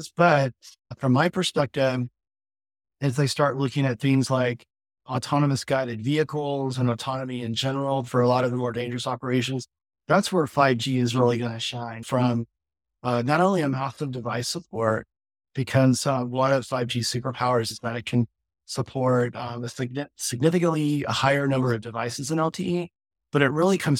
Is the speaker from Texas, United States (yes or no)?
yes; Texas, United States; It's based in my home state